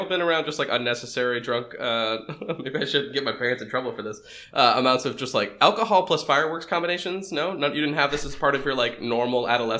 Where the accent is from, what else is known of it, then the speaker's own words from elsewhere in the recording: New Hampshire, United States; I'm not from Boston, but I'm like north of Boston in New Hampshire.